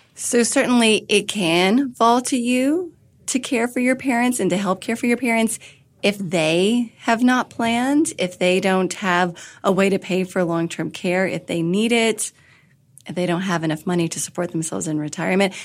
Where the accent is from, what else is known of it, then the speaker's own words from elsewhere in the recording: Kentucky, United States; moved away as an adult; also born or lived in Washington, D.C.; I had moved back from Washington, D.C. to my home state of Kentucky.